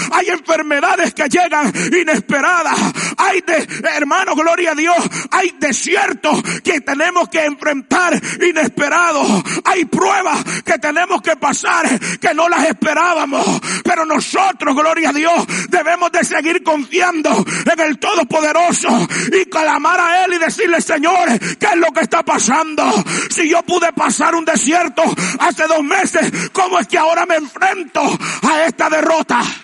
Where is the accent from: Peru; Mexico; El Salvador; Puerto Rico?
El Salvador; como buen salvadoreño